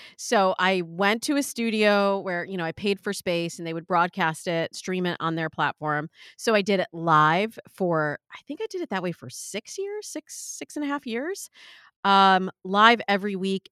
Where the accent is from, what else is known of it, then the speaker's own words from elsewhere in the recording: Midwest, United States; I'm from the Midwest